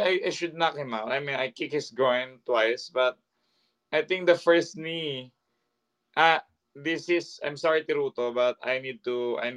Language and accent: English; Philippines; I'm a Filipino striker